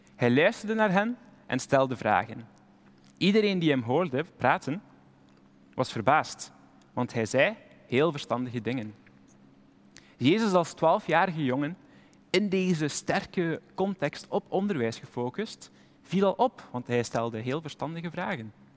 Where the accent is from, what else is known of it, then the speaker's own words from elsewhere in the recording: Flanders, Belgium; maar als Belg zijn we er typisch goed